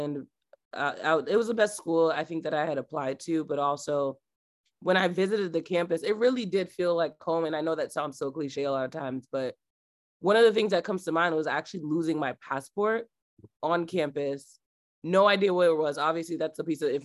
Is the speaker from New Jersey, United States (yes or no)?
yes; New Jersey, United States; moved away as an adult; now in Boston, United States; growing up in Jersey